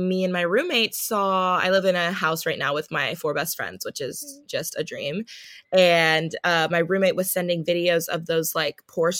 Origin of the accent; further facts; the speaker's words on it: Palos Verdes, California, United States; also born or lived in Washington State / Los Angeles; I grew up in Palos Verdes, California